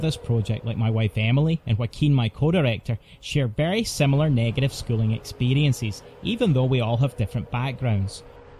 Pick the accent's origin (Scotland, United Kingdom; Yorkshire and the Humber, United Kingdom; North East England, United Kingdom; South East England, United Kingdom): Scotland, United Kingdom; as a Christian homeschool dad born and raised in Scotland